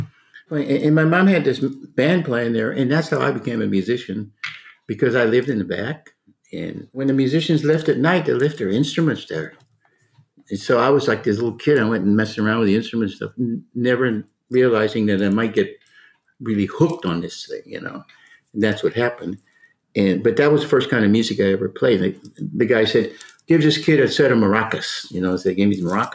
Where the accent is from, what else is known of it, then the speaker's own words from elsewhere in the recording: San Antonio, Texas, United States; I grew up in San Antonio